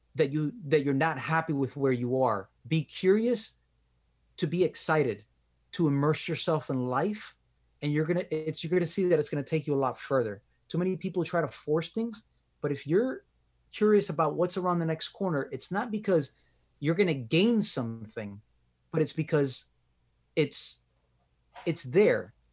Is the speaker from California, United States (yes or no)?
no; Miami, Florida, United States; accent: Miami; my accent, uh, t, the Miami accent